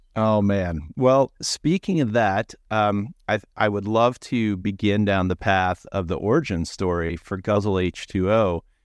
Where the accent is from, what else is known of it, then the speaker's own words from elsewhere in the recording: Annapolis, Maryland, United States; I grew up in Annapolis, Maryland